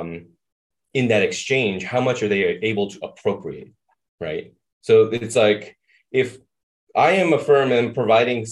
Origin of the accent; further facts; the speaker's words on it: New York City, New York, United States; moved away as an adult; also born or lived in Boston / Minnesota; I was born and raised in Brooklyn, New York.